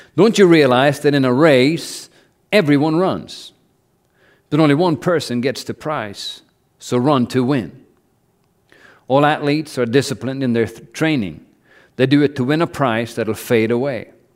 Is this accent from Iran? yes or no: no; Norway; moved away as an adult; I grew up in Norway, and all, everything's paid for by the government